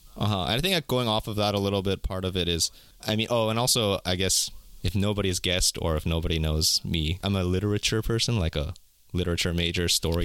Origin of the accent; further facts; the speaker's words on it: California, United States; also born or lived in South Korea; I was born in California, lived my entire life in America